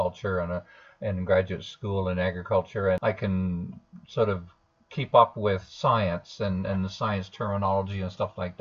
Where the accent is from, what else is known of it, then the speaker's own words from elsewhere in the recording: Southern Ontario, Canada; now in Alberta, Canada; I grew up in Southern Ontario